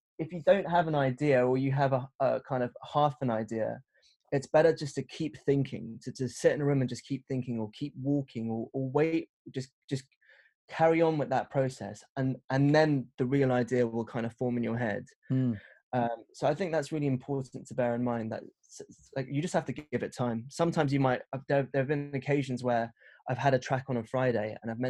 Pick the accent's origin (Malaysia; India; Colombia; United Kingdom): United Kingdom; London; I grew up in West London